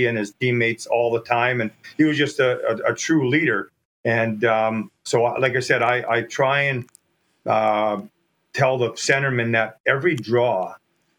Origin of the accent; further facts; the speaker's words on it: Churchbridge, Saskatchewan, Canada; my hometown, Churchbridge.